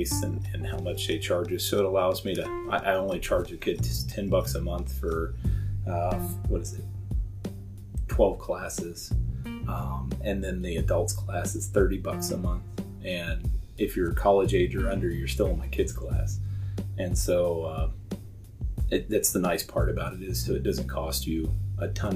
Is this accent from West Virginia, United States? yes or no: yes; southwest West Virginia, United States; now in Pendleton, United States; I grew up back east in southwest West Virginia, pretty close to the triple point between Ohio, Kentucky, and West Virginia.